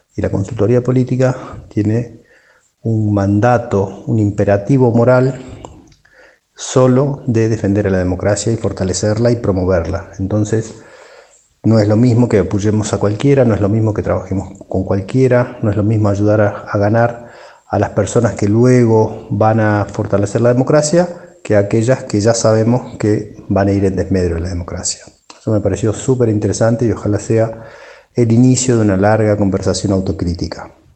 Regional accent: Argentina; de Argentina, consultor

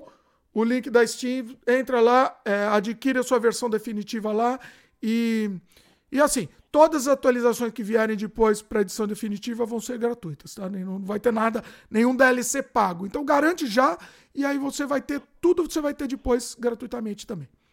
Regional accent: Brazil; Hoje eu confirmei que eu sou brasileiro

